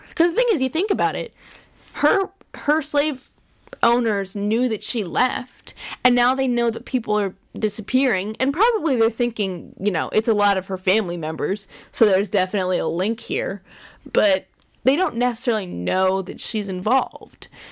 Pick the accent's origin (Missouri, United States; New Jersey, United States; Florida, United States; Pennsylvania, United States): Pennsylvania, United States; we're from Pennsylvania